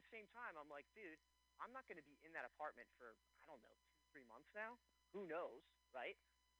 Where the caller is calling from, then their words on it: Philadelphia, Pennsylvania, United States; Of course. Philadelphia, Pennsylvania.